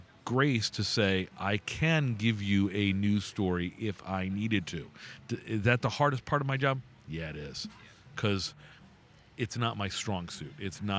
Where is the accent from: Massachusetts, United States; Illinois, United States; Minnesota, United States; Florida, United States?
Florida, United States; South; moved away as an adult; also born or lived in New York / West Virginia / Jackson, Mississippi; now in Connecticut, United States; I was born in New York and grew up in South Florida.